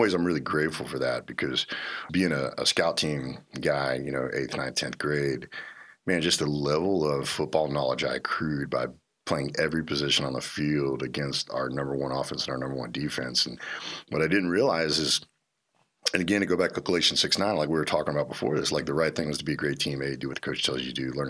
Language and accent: English; Little Rock, Arkansas, United States; I grew up in Arkansas. I grew up in Little Rock.